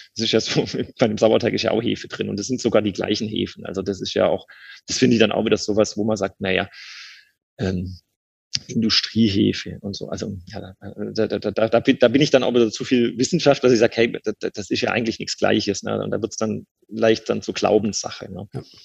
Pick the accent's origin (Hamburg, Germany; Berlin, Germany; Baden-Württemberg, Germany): Baden-Württemberg, Germany; Swabia; accent: Swabian; now in Cologne, Germany; als Schwabe